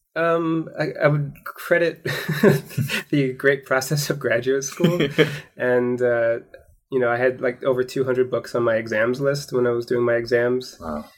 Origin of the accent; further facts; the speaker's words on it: Portland, Oregon, United States; I was born in Portland, Oregon